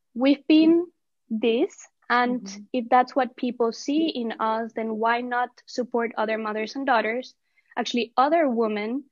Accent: Colombia; We are Latinas. I mean, we're originally from Colombia

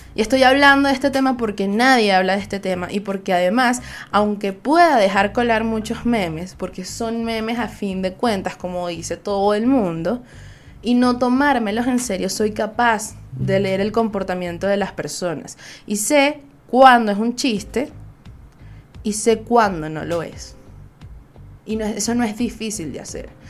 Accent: Venezuela; Soy una jeva de Venezuela

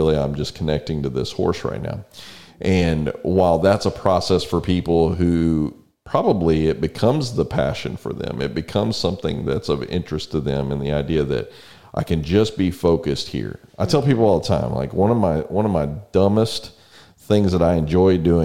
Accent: San Antonio, Texas, United States; now in College Station, United States; We grew up in San Antonio.

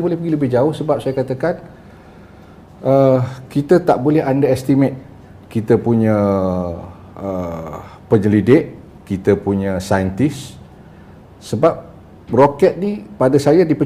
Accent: Kuala Kangsar, Perak, Malaysia; Saya berasal dari Kuala Kangsar, Perak. Oh, Datuk, Datuk. Saya mak Kelantan, bapak Johor.

